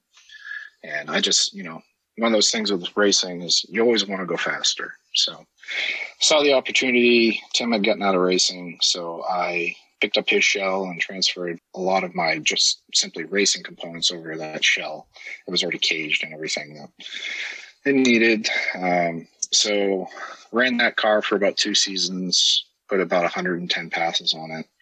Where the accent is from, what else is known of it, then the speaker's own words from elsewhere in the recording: Maine, United States; moved away as an adult; also born or lived in Maryland; where I grew up here in Maine